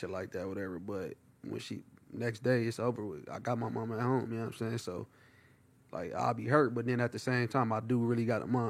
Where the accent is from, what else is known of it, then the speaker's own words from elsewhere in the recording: Compton, California, United States; Dominguez High School, Dominguez Don, real Compton, no faking.